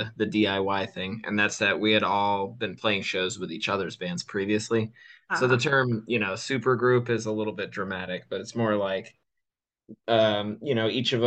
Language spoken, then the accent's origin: English; Connecticut, United States; moved away as an adult; now in Virginia, United States; I'm actually the one in the band who's not from Virginia. I grew up in Connecticut, but I have been in Virginia for the last 10 years